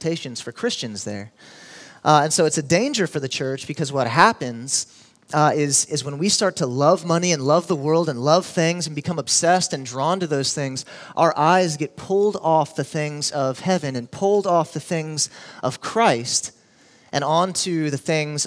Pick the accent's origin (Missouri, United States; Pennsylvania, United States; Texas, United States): Texas, United States; Houston; now in Austin, United States; I grew up in Houston